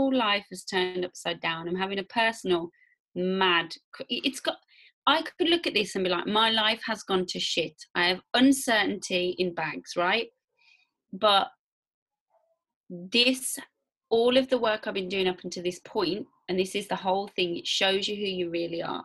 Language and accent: English; Warsaw, Masovian Voivodeship, Poland; I'm a girl from Warsaw, so like whatever I say, just remember I'm from Warsaw